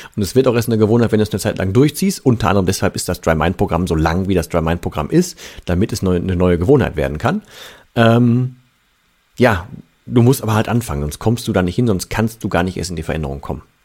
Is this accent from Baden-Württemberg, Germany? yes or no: no; Ruhr area, North Rhine-Westphalia, Germany; hier bei uns im Pott